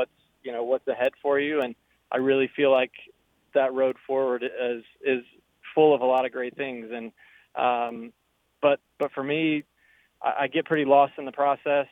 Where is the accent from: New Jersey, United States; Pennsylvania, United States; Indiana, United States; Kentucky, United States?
Indiana, United States; growing up in Indiana